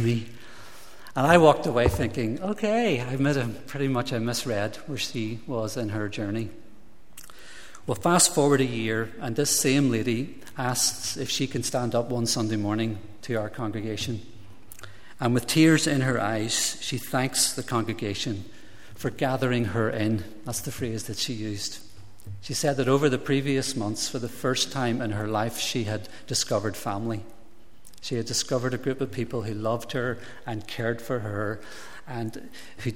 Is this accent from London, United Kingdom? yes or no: no; Derry, Northern Ireland, United Kingdom; I grew up in Shantallow in Derry in a nationalist-involved family